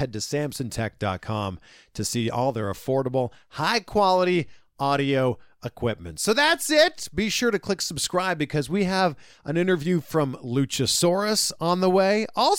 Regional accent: Canada; now in United States; I'm from Canada. We had great health insurance. Now I live in America

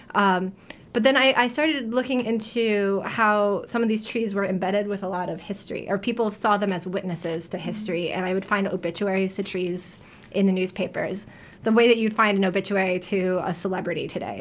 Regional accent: New York, United States; also born or lived in New Haven, Connecticut; now in Portland, United States; I'm from New York originally

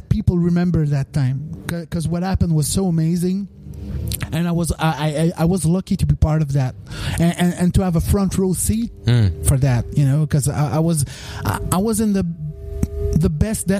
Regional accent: Rimouski, Quebec, Canada; I come from Quebec. But for me, in my mind, I come from Rimouski

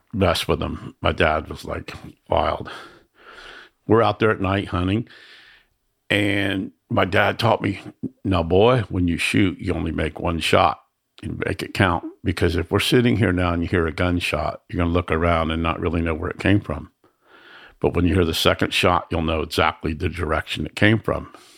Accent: Miami, Florida, United States; I grew up in the ghetto in Miami

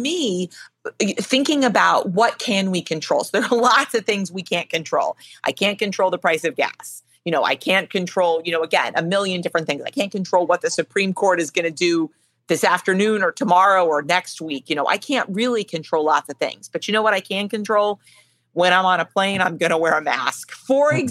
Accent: Chicago, Illinois, United States; moved away; I was born in Chicago. I have lots of family still in Chicago

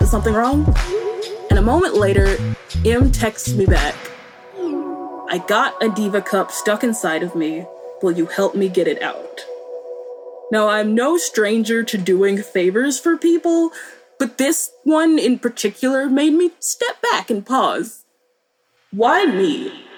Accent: Boone, North Carolina, United States; born or raised there; moved away

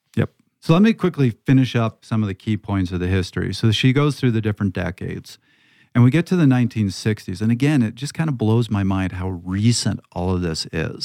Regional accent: Canada; also born or lived in Toronto (Yonge Street); I come from Canada

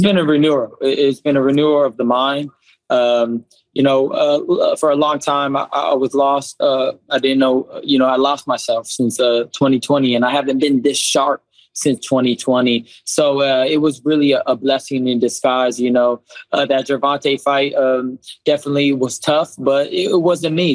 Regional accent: Southern California, United States; growing up in Southern California

